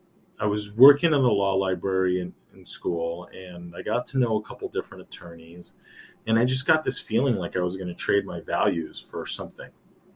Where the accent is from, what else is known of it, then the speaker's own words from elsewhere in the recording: United States; I grew up my whole life being American, but being Colombian.